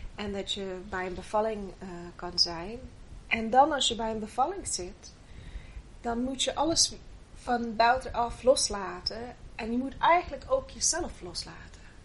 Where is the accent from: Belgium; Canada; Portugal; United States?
Canada; Dutch is a second language; moved away as an adult; now in Netherlands; ik ben niet, eh, oorspronkelijk Nederlander. Eh, ik kom uit Canada en, eh, ik ben achttien jaar geleden naar Nederland toegekomen